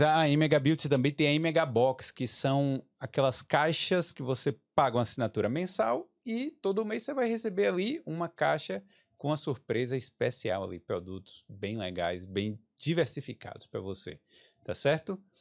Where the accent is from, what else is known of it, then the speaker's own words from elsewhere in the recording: Brazil; moved away as an adult; now in Dublin, Ireland; A gente veio do Brasil, tá acostumado lá com aquela violência urbana